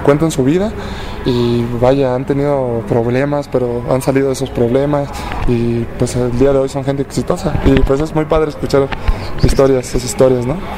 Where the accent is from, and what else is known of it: Mexico